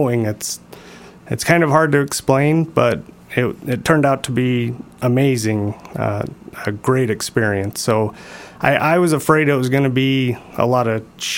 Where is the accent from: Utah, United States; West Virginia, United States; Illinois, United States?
Utah, United States; Sandy; I was born in Sandy. I still live in Sandy